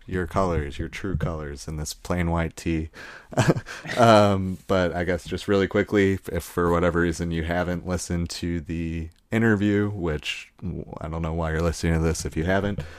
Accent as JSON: {"language": "English", "country": "United States", "tie": "born or raised there", "said": "us growing up in America."}